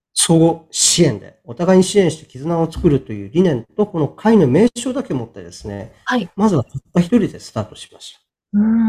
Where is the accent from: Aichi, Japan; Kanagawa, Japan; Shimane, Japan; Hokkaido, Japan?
Hokkaido, Japan; Sapporo; 地元の北海道札幌市のですね、出版社に